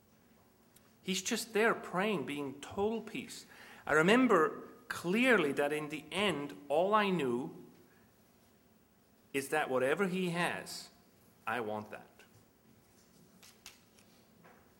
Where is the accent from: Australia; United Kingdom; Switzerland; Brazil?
Switzerland; moved away as an adult; I grew up in Switzerland, which is a little Germanic.